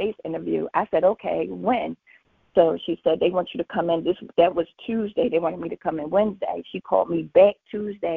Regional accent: Philadelphia, Pennsylvania, United States; I'm from Philly

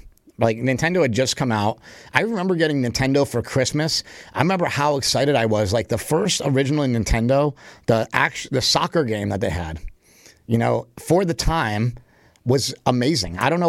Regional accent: Poughkeepsie, New York, United States; We grew up in Poughkeepsie, right? We were about 45 minutes away from Westchester County, where my grandparents lived.

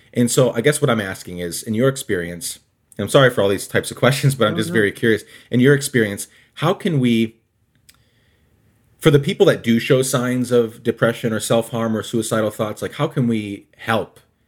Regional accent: Guatemala; born or raised there

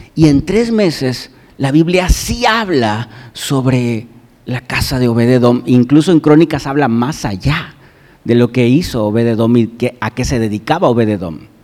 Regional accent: Mexico

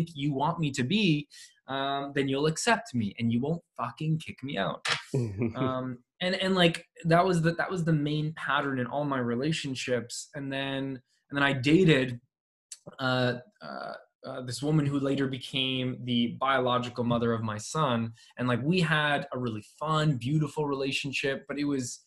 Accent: Canada; my mom is from Poland. My dad is from Cuba. I was born in Canada

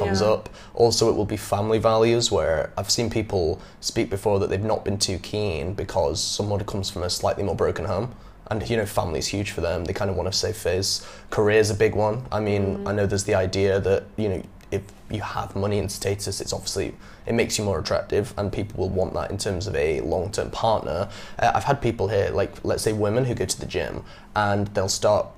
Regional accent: England, United Kingdom; moved away as an adult; now in Vietnam; growing up in England like I did

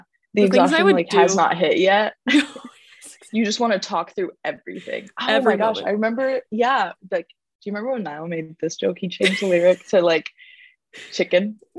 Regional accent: Knoxville, Tennessee, United States; also born or lived in Kosovo; Listeners, I'm from Knoxville, sadly not Nashville

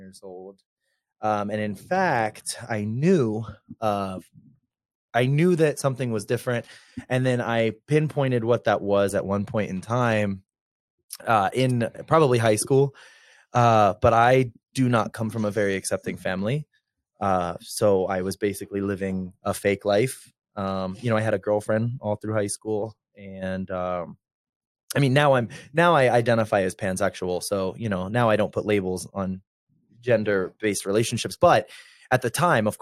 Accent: Myrtle Beach, South Carolina, United States; moved away as an adult; also born or lived in Charleston, South Carolina; now in Denver, United States; I'm from Myrtle Beach, South Carolina

